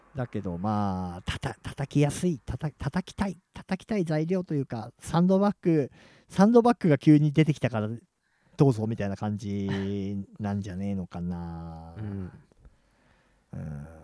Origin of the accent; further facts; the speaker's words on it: Chiba, Japan; 俺千葉人だから